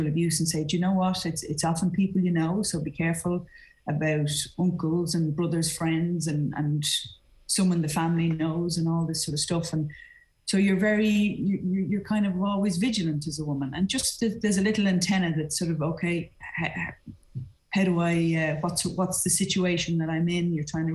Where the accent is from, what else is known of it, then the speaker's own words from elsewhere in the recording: Ireland; as an Irish woman